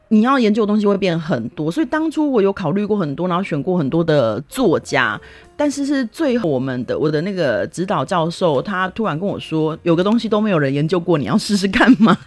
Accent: Taiwan; moved away; also born or lived in South Korea; 以我是台湾人的身份

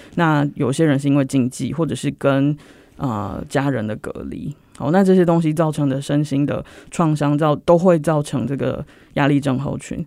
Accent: Taiwan; 就是我们台湾人常说的钻牛角尖了

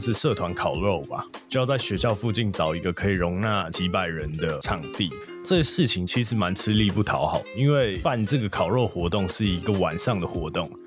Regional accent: Taipei, Taiwan; 毕竟我是台北的小孩，很多朋友还是在台北

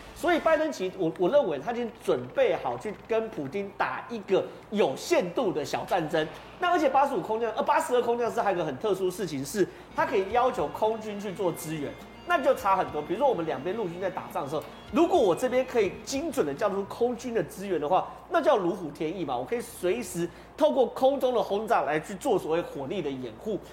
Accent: Taiwan; 我们台湾人

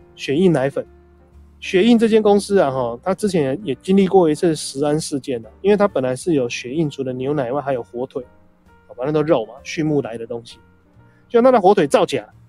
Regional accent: Taiwan; 我们台湾这边

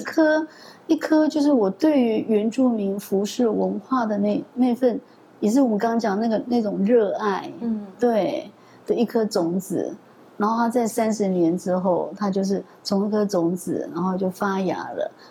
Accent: Pingtung County, Taiwan; moved away; 我们的故乡屏东来宜乡

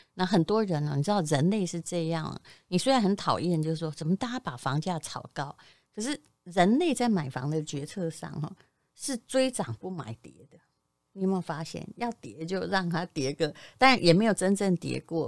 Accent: Yilan County, Taiwan; moved away; 我以前在宜兰的时候也曾经买过一间房

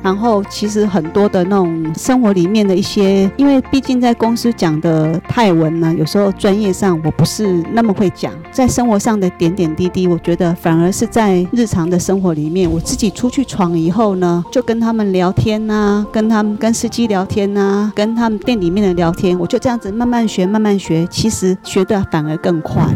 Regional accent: Taiwan; moved away as an adult; also born or lived in Bangkok, Thailand; 一般我们台湾人想象的

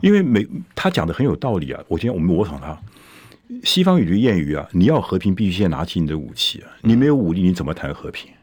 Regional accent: Taiwan; 我们台湾

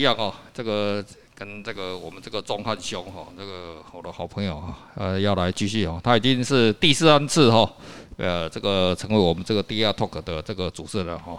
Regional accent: Taiwan; 可是来我们台湾人哦，这些早期哦钓的是啊。真的钓来吃的

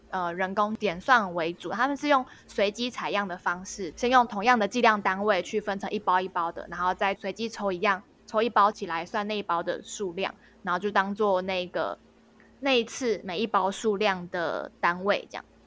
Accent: Taipei, Taiwan; moved away; also born or lived in Qigu, Tainan; 因为我是台北人，我以前比较少听到人家讲吴国语的台语

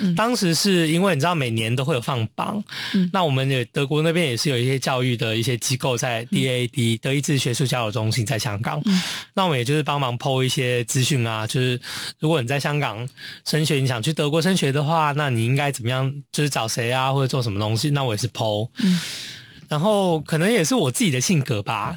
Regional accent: Taiwan; also born or lived in Germany; now in Hong Kong; 我在台湾长大

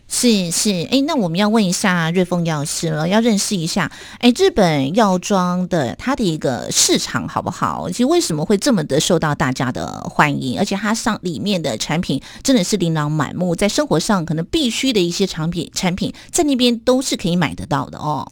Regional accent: Taiwan; 我们台湾人真 真的很喜欢去日本哦

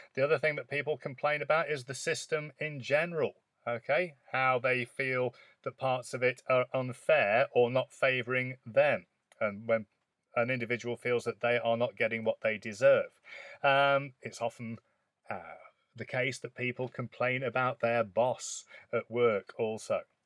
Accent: United Kingdom; as a British person

